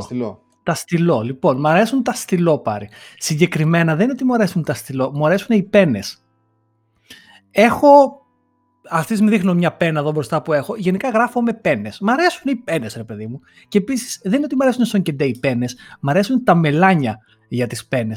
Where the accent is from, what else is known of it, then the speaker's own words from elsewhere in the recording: Greece; moved away as an adult; now in London, United Kingdom; μου λείπει η πατρίδα μου, μου λείπει η οικογένειά μου, μου λείπουν οι φίλοι μου.